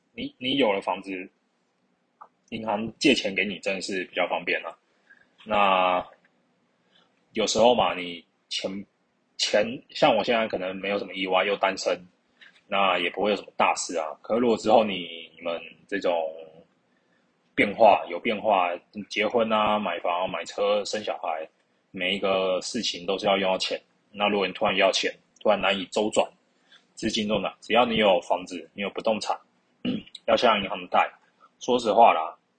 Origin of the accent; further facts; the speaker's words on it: Keelung, Taiwan; 我老家基隆那边